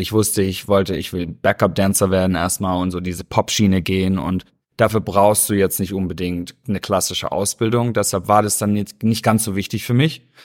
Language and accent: German; Stuttgart, Baden-Württemberg, Germany; moved away as an adult; now in Los Angeles, United States; Ich bin äh, aufgewachsen, also geboren in Stuttgart, mhm. bin auch aufgewachsen und ähm, ja, bin, bin Schwabe durch und durch.